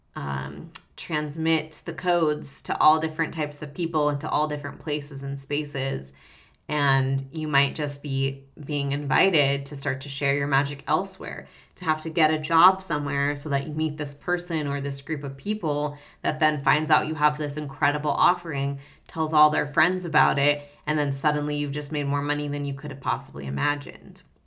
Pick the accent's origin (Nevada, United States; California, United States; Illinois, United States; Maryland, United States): Nevada, United States; Reno; I grew up in Reno, Nevada, so northern Nevada